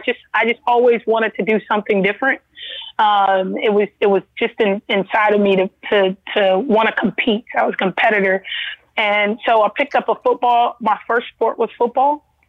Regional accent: Los Angeles, California, United States; Yes, I am actually born and raised in Los Angeles, California, mm-hmm. but I'm born to a Southern queen and a Southern king.

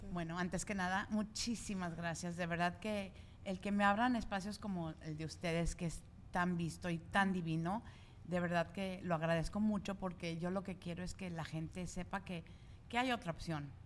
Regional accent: Mexico; moved away; en México, de donde soy yo

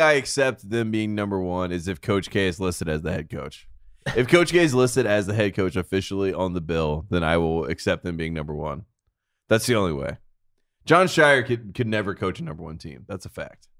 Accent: North Carolina, United States; I'm from North Carolina

